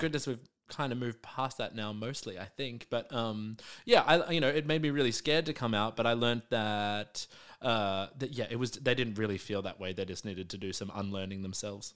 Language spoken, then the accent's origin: English; Melbourne, Victoria, Australia; I grew up in the southeastern suburbs, in a little suburb called Hallam